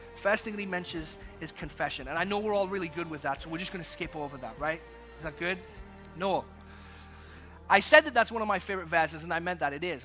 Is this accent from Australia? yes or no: no; England, United Kingdom; also born or lived in Texas; now in United States; when I grew up in England, I was called Skeletor by my sister